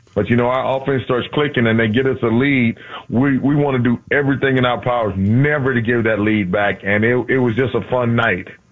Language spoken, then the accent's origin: English; Houston, Texas, United States; moved away as an adult; also born or lived in Louisiana / Minneapolis; I'm from Houston.